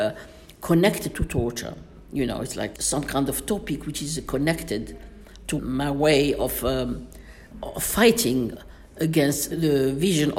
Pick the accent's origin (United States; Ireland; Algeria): Algeria; Miliana, Aïn Defla Province; moved away; also born or lived in London; in Algiers, in my hometown, Miss Miliana